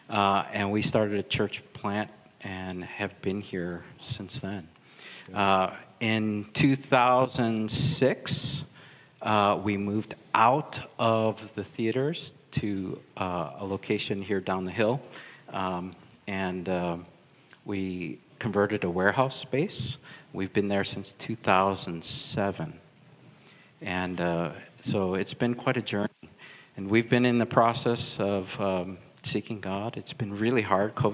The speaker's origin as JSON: {"language": "English", "town": "Chicago", "region": "Illinois", "country": "United States", "tie": "born or raised there", "moved": "yes", "said": "born and raised in Chicago, uh, ABK, American born Korean."}